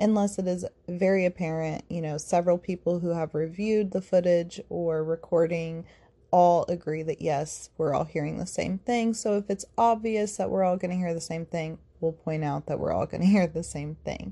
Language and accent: English; Indiana, United States; we're all from Indiana